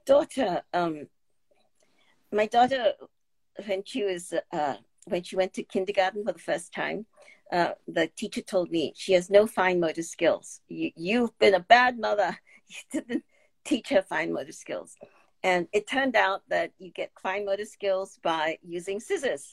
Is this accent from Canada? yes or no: no; Singapore; moved away as an adult; now in United States; growing up in Singapore